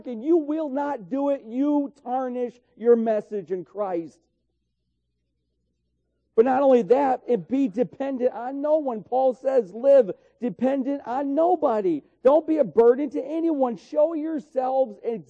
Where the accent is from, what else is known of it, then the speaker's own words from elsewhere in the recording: New York, United States; Where I grew up in New York, up on the hill, were just groves of blackberries.